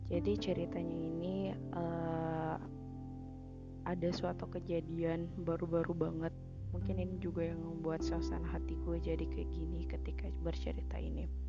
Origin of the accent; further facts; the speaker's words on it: Sulawesi, Indonesia; kan ceritanya gue dari Sulawesi kan kuliah di Unsri.